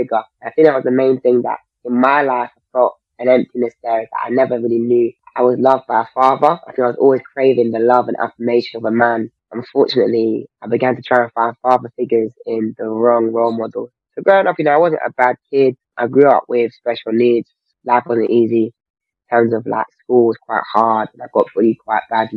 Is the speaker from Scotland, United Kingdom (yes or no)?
no; London, United Kingdom; I grew up in South London